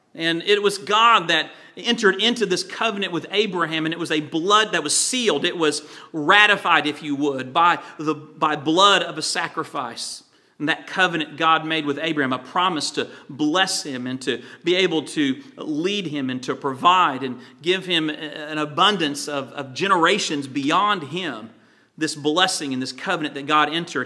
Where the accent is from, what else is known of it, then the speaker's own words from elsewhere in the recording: Virginia, United States; When I was a teenager, I grew up in Virginia on the coast